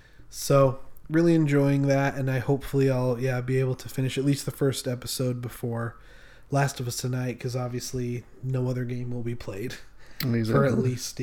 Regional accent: Utah, United States; I'm from Utah.

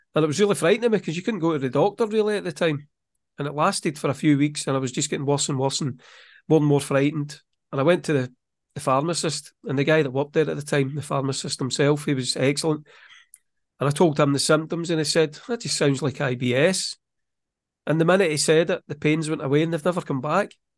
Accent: Scotland, United Kingdom; I'm from Scotland.

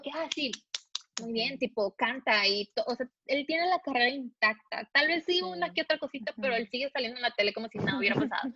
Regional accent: Mexico; somos los mexicanos, somos más intensos

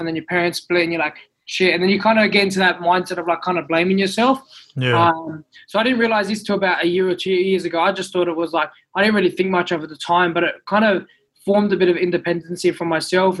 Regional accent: Sydney, New South Wales, Australia; also born or lived in Goulburn; I was actually born in Goulburn. So I was born in Goulburn Hospital. And then I moved to Western Sydney. So I'll name it Bonnerig

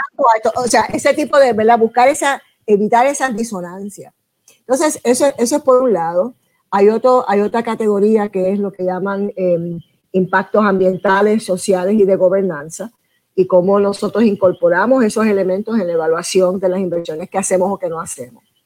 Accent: Puerto Rico; mi país

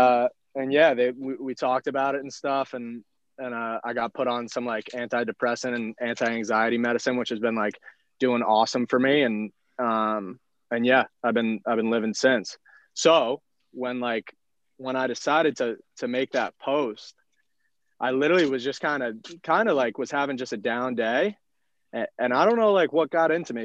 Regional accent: Mahwah, New Jersey, United States; moved away; I'm from Mahwah, New Jersey originally

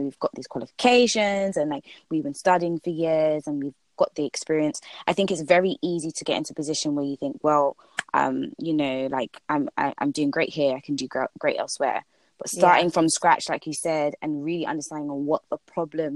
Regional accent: Ghana; now in United Kingdom; I'm from Ghana

